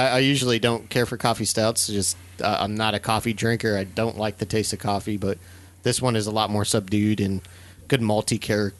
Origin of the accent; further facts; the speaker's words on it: Arkansas, United States; I'm from Arkansas.